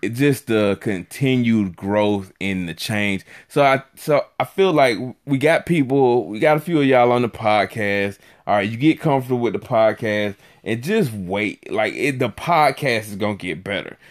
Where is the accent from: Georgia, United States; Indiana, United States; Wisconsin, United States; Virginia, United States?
Georgia, United States; Griffin; the city where I'm from. I'm from Griffin, Georgia